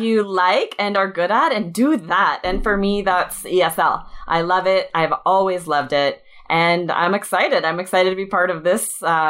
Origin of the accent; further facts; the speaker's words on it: Idaho, United States; moved away; I grew up in Idaho, and we had the opposite problem where it would already be snowing sometimes on Halloween